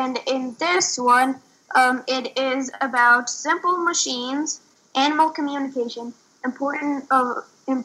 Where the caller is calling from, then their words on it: Boulder, Colorado, United States; I am 10 years old. I'm reporting from Boulder, Colorado.